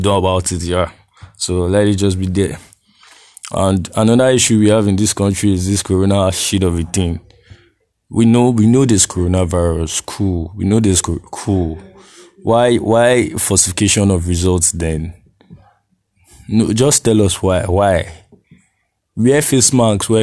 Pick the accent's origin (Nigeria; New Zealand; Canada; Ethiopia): Nigeria